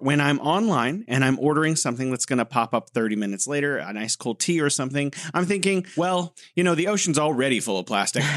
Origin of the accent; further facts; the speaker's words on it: United States; as an American